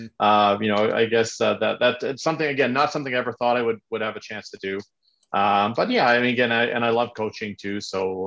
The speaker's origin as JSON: {"language": "English", "town": "Montreal", "region": "Quebec", "country": "Canada", "tie": "born or raised there", "said": "I grew up in Montreal back in the 70s"}